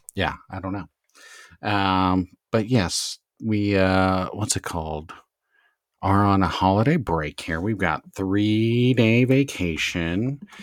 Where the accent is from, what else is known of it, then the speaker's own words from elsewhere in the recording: Southern California, United States; growing up in Southern California, SoCal Surfer Boy